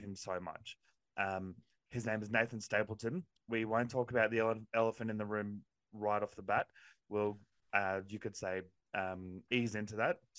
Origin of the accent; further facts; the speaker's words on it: Queensland, Australia; now in New South Wales, Australia; I was born in Queensland, live in New South Wales, so but I'm a Queenslander, through and through, born in Queensland